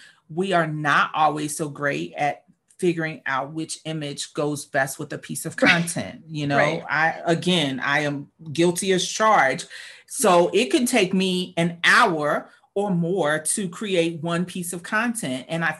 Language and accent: English; Northeast, United States; Now, we're from the East Coast, from the Northeast